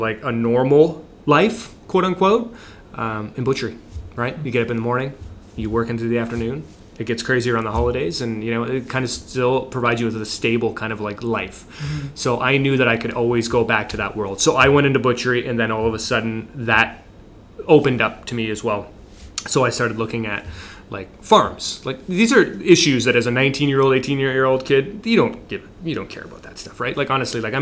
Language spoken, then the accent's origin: English; Harrow, Ontario, Canada; moved away as an adult; also born or lived in Windsor, Ontario; now in Dundas, Canada; I'm from Harrow, and we're in Windsor, and it's just like family, friends, everything's there, right? You've grown up there, you've gone to school there